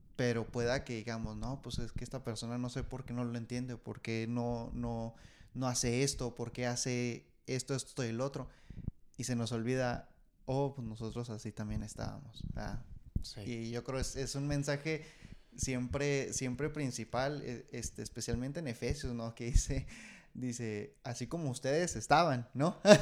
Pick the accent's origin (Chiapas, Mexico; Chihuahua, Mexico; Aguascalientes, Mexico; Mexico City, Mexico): Chihuahua, Mexico; Ciudad Juárez; now in United States; yo soy, de, soy nacido de Juárez, pero por obra del Señor, aquí estoy, en Estados Unidos